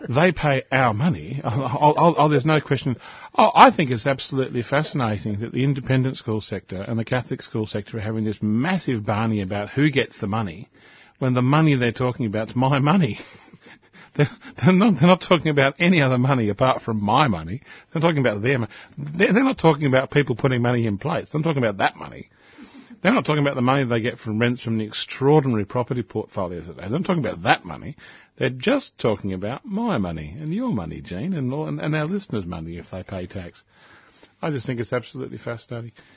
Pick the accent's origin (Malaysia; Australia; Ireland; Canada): Australia; We are an English speaking country.